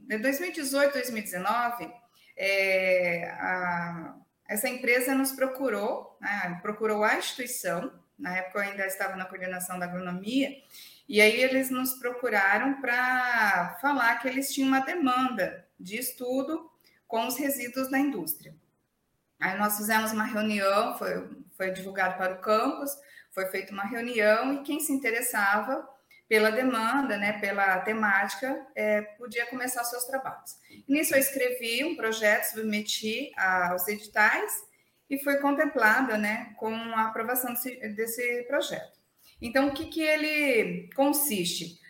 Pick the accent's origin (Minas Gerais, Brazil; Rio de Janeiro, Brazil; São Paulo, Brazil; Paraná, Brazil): São Paulo, Brazil; interior of São Paulo state, Brazil; moved away as an adult; now in Sorriso, Brazil; eu sou de São Paulo, do interior de São Paulo, né, não da capital, e sempre vivi no interior